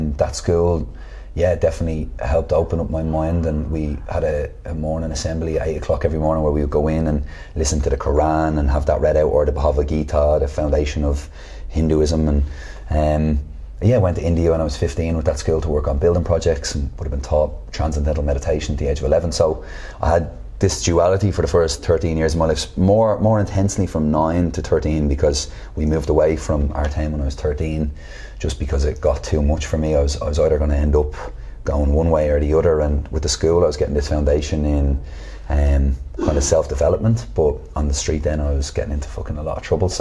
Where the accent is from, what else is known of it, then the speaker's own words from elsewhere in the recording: Dublin, Leinster, Ireland; I grew up in Artane